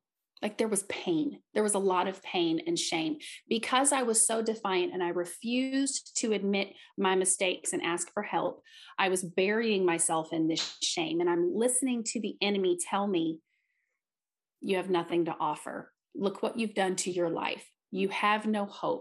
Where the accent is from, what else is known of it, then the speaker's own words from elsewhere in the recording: Southeast Missouri, United States; I am from Southeast Missouri